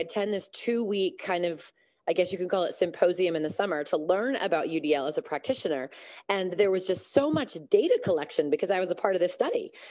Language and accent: English; Massachusetts, United States; also born or lived in California; I'm actually from Massachusetts